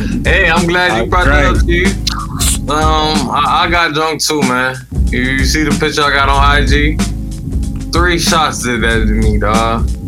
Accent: Miami, Florida, United States; I was born in Jackson Memorial Hospital, dog.

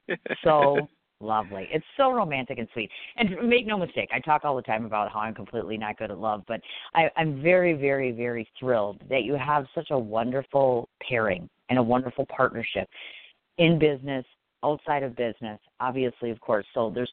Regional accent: Midwest, United States; I'm a Midwesterner, so I'm still getting used to New York City climate.

